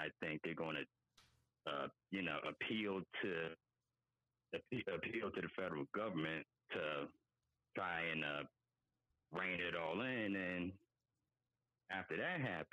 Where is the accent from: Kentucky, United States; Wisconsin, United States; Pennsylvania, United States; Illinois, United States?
Pennsylvania, United States; Philadelphia; moved away as an adult; I'm from Philly, born and raised